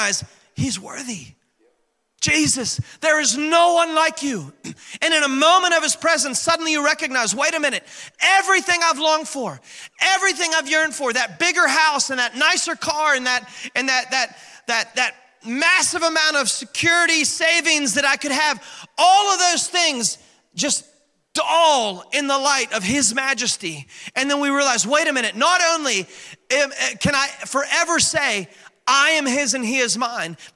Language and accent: English; West Virginia, United States; moved away; I was born and raised in West By God, Virginia